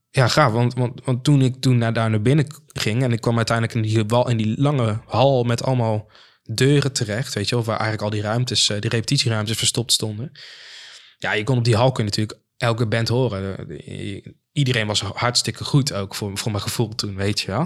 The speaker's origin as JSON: {"language": "Dutch", "town": "Maarssen", "region": "Utrecht", "country": "Netherlands", "said": "bij ons in de Phoenix Maarsen, zoals wij die noemen"}